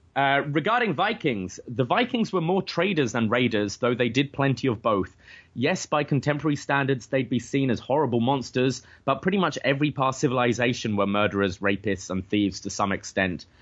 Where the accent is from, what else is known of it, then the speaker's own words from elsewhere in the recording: London, United Kingdom; now in Canada; I was like, "Oh, London, England